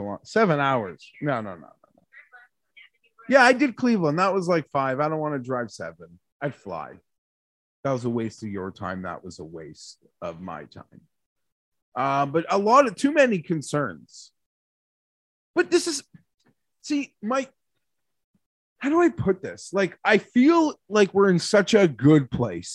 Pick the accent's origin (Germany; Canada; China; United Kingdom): Canada; I'm a Canadian who works in Celsius